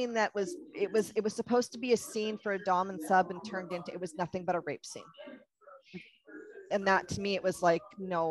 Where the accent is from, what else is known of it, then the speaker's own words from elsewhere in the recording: Canada; I'm Canadian, so I use a lot of Canadian isms